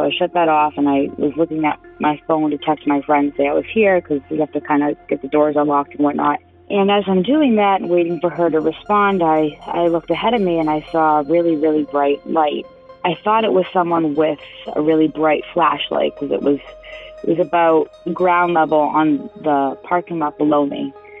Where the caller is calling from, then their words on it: Marlborough, Massachusetts, United States; I'm calling from Marlborough, Massachusetts.